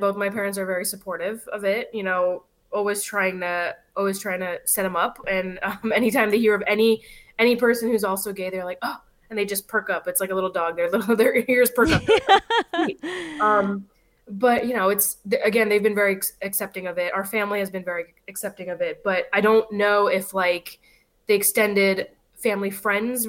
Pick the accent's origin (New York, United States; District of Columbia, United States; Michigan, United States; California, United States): California, United States; Los Angeles; born and raised in LA, I have family here